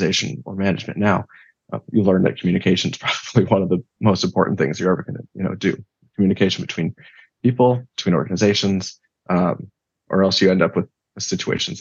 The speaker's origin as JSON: {"language": "English", "country": "United States", "said": "in my backyard here in the U.S."}